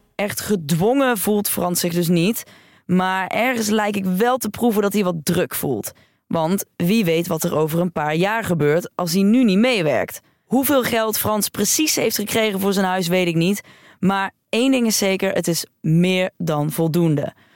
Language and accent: Dutch; Veldhoven, North Brabant, Netherlands; born or raised there